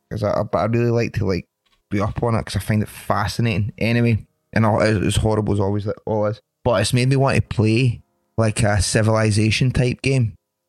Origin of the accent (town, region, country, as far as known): London, United Kingdom; born or raised there; moved away